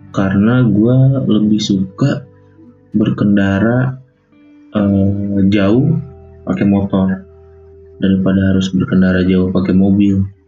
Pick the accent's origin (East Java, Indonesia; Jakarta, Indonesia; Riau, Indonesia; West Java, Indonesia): West Java, Indonesia; Bogor; Lahir di Bogor, tahun seribu sembilan ratus sembilan puluh sembilan.